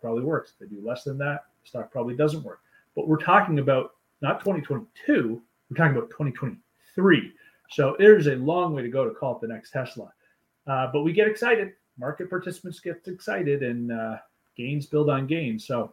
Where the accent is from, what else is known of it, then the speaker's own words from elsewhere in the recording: Canada; I'm Canadian